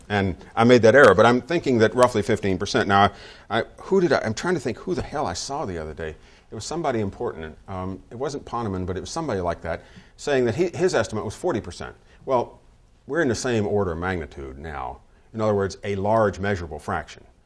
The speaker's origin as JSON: {"language": "English", "region": "the South", "country": "United States", "tie": "born or raised there", "moved": "yes", "said": "I grew up in the South. My dad worked for Textile Mills"}